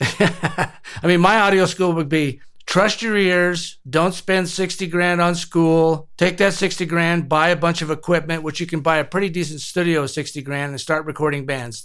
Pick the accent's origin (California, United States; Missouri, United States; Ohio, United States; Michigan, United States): California, United States; Compton; moved away as an adult; now in New Mexico, United States; I was born and raised in Compton